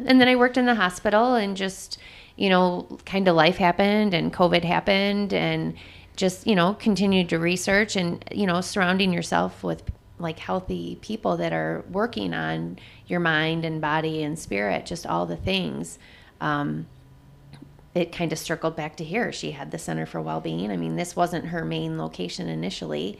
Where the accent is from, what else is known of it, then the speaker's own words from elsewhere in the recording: Jackson, Michigan, United States; moved away as an adult; I am originally from Jackson, Michigan, which is about eighty miles south of here.